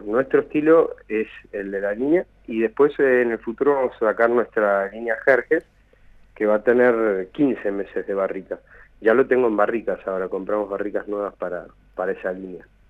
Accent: Buenos Aires, Argentina; moved away as an adult; now in Mendoza, Argentina; soy de Buenos Aires y vine a vivir a Mendoza en el año 2001

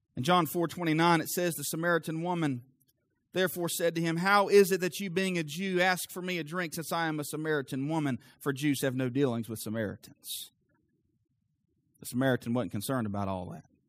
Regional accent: the South, United States; I'm from the South.

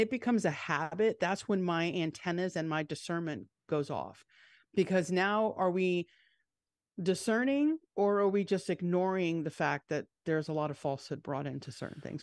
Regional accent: Long Island, New York, United States; the church that I grew up in on Long Island

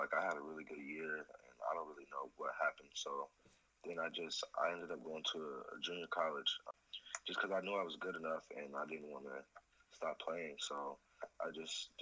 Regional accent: Aurora, Colorado, United States; I'm from Aurora, Colorado

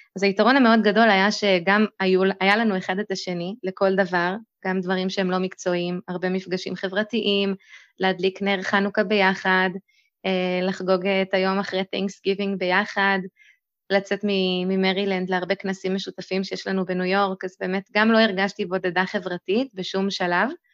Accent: Lehavim, Southern District, Israel; also born or lived in Boston, United States; now in Beersheba, Israel; אני במקור מלהבים, כרגע אני גרת בבאר שבע

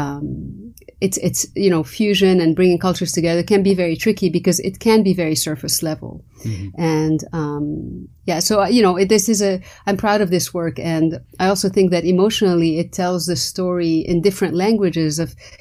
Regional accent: Lebanon; English is a second language; moved away; I went to a French school. You know, Lebanon was under the French mandate, so French was my primary culture almost before Arabic. And again, because, you know, I grew up in the Arab world

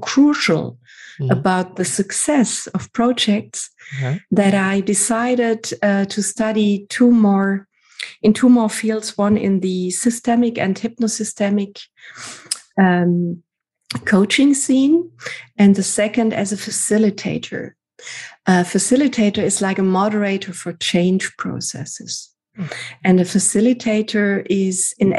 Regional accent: Southern Germany, Germany; moved away as an adult; also born or lived in Cologne; now in Düsseldorf, Germany; I worked in cinemas in my hometown, in south of Germany

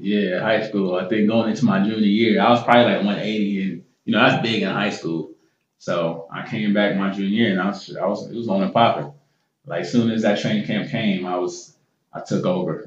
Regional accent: Columbus, Ohio, United States; also born or lived in Gainesville, Florida; now in Philadelphia, United States; grew up in Columbus, Ohio

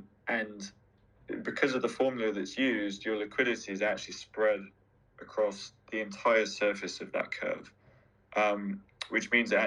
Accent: London, United Kingdom; I'm a Londoner

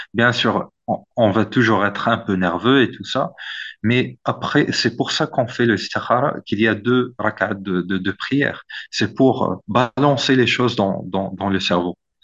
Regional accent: Morocco; also born or lived in Oxford, United Kingdom / Boston, United States / Turkey; en tant que Marocain

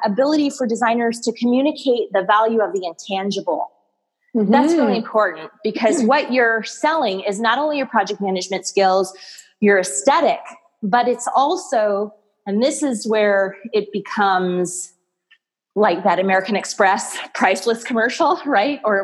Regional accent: Toronto, Ontario, Canada; moved away as an adult; now in United States; I'm originally from Toronto, born and raised

